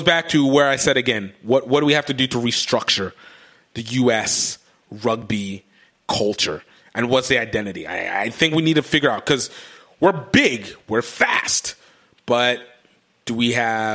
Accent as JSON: {"language": "English", "country": "United States", "said": "as American rugby people"}